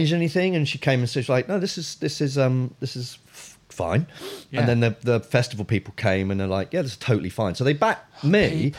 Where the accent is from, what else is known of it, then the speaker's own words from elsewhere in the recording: Nigeria; I'm actually Nigerian.